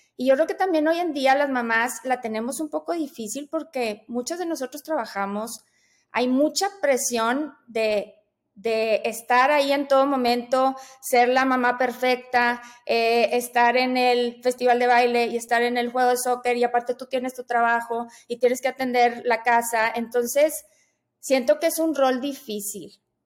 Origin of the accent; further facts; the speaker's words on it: Monterrey, Nuevo León, Mexico; yo soy de Monterrey, yo aquí vivo